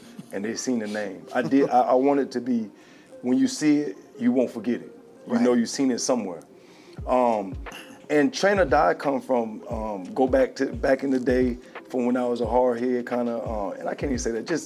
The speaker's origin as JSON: {"language": "English", "country": "United States", "said": "I'm from the South Side."}